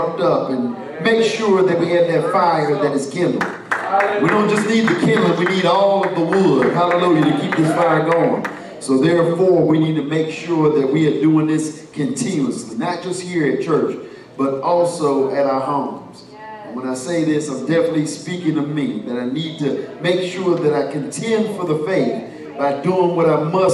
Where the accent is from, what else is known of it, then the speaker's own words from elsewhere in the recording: the Carolinas, United States; I'm from Carolina.